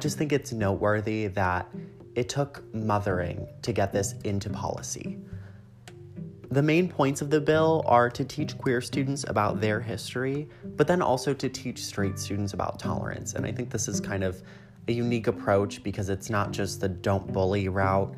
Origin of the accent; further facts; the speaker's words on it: Illinois, United States; I was from Illinois